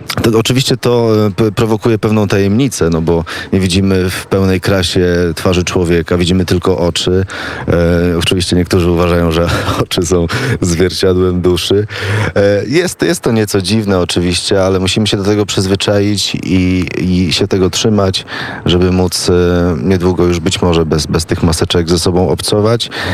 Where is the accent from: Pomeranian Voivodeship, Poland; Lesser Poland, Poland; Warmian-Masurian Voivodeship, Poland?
Pomeranian Voivodeship, Poland; Gdańsk; moved away as an adult; now in Kraków, Poland; Ja jestem z, pół, z północy, z Gdańska